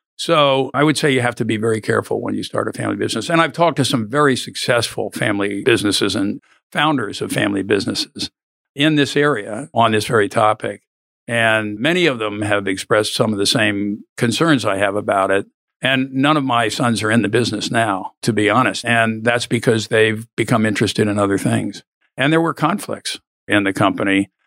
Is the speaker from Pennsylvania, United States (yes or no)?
yes; Philadelphia, Pennsylvania, United States; moved away as an adult; now in Austin, United States; I was born in Philadelphia, long way from here